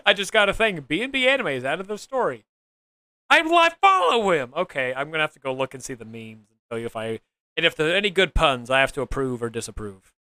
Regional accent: Oklahoma, United States; I'm from Oklahoma

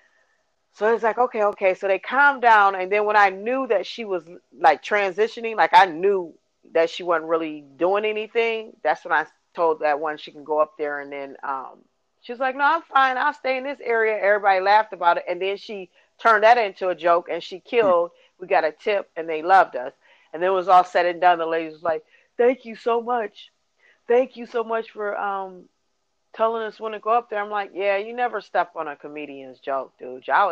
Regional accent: Milwaukee, Wisconsin, United States; I was from Milwaukee

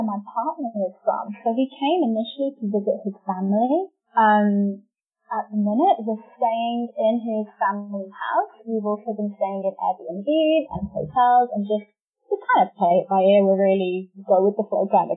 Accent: England, United Kingdom; moved away as an adult; also born or lived in New Zealand; now in Argentina; I'm from England, but I've been traveling full-time for 2

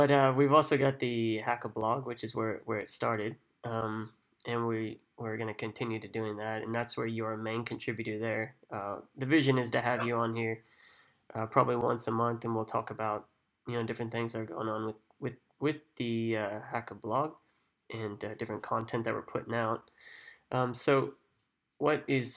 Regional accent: Kansas City, Missouri, United States; moved away as an adult; now in Sydney, Australia; Growing up in Kansas City and somehow ending up over here in Sydney, Australia

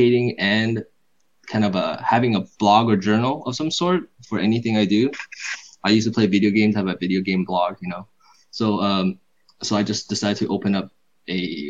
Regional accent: Silicon Valley area, California, United States; I am from California, Silicon Valley area

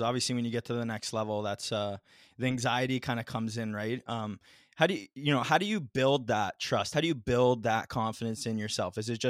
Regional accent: Ontario, Canada; I'm from Canada too, I'm from Ontario, right?

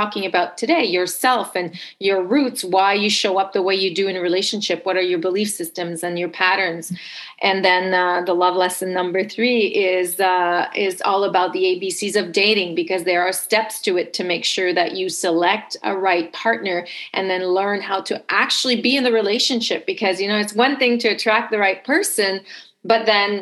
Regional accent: Montreal, Quebec, Canada; accent: French Canadian; English is a second language; now in Toronto, Canada; I'm originally from Montreal, but based in Toronto. So if you pick up a little bit of an accent, it's because I am French Canadian

